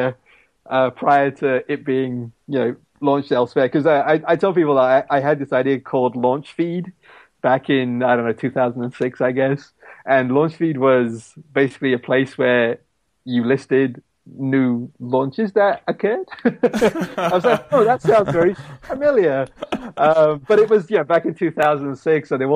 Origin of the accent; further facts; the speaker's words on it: Pakistan; moved away; my home country of Pakistan